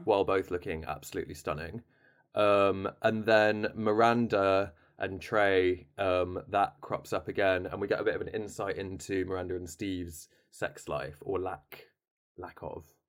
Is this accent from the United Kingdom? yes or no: yes; United Kingdom; we have an issue as British people